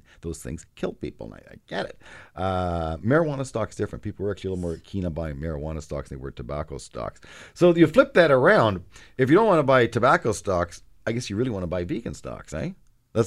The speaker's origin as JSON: {"language": "English", "country": "Canada", "said": "as a Canadian"}